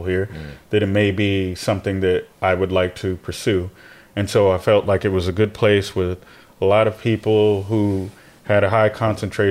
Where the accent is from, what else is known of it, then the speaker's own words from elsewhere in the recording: United States; moved away; also born or lived in South Carolina; being American